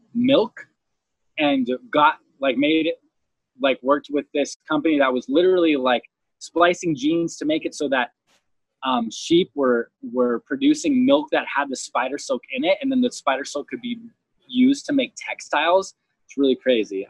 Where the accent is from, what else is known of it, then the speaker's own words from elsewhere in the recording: Homestead, Florida, United States; I grew up in Homestead